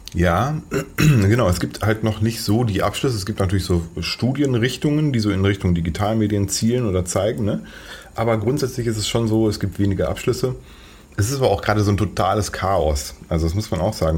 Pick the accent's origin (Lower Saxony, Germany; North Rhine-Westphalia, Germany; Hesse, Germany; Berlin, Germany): North Rhine-Westphalia, Germany; Paderborn; weil derzeit wohne ich in Paderborn. Das ist eine Stadt, die wahrscheinlich die wenigsten von den Hörerinnen und Hörern hier kennen. Es ist äh, sehr provinziell, ziemlich langweilig. Aber ich liebe sie trotzdem, weil es meine Heimat ist